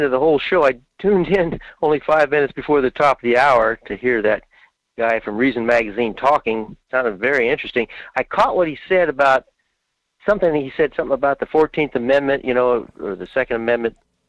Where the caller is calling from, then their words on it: Fairbanks, Alaska, United States; in Fairbanks.